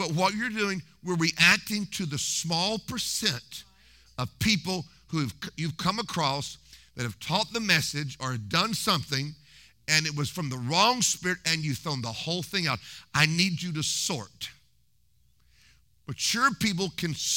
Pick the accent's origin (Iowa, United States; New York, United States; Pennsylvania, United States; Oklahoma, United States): Oklahoma, United States; Tulsa; We lived like 3 miles from Hagin's ministry in Oklahoma. I was born in Tulsa